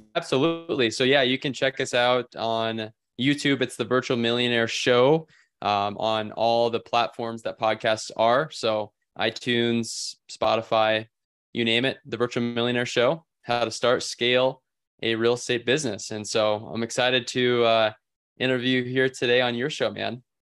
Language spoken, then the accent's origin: English; Bellwood, Nebraska, United States; in Bellwood, Nebraska is where I, I was born and raised